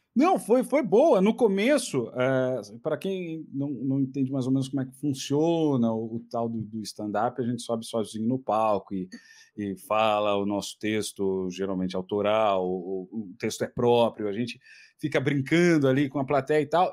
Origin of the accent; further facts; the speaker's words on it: Ceará, Brazil; also born or lived in Fortaleza; now in São Paulo, Brazil; Eu sou cearense